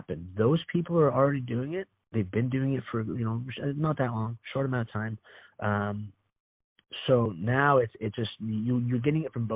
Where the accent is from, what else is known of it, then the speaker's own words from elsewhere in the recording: Orange County, California, United States; I grew up here in Orange County